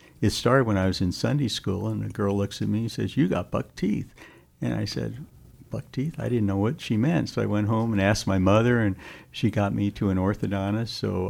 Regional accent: Los Angeles, California, United States; also born or lived in San Francisco / Long Beach / Philadelphia; We moved to Long Beach when I was about 3, and then when I was 6, we moved to Los Angeles. So my high school was Los Angeles.

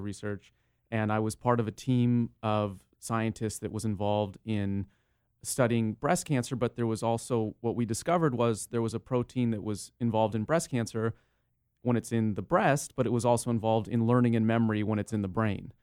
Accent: San Diego, California, United States; also born or lived in Los Angeles; I was born and raised in San Diego and then, uh, went off to Los Angeles for school

